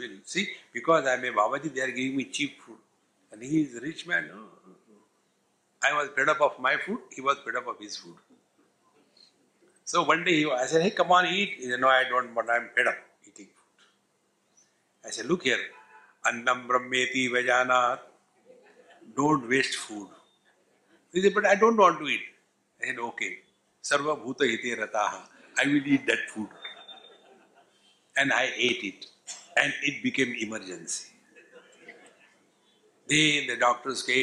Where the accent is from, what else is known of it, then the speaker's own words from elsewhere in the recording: India; We are Indian